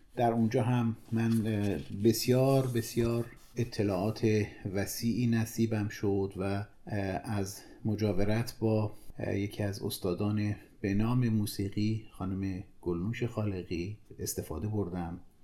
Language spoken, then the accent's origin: Persian; Tehran, Tehran Province, Iran; سال 1334 مطابق با جولای 1955 میلادی در تهران به دنیا آمدم